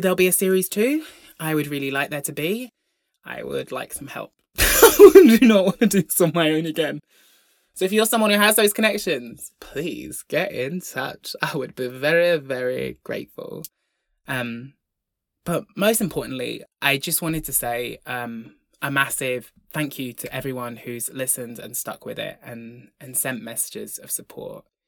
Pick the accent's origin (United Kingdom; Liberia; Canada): United Kingdom; Brompton, Devon, South West England; I grew up in Devon, in the largest village in Devon called Brompton.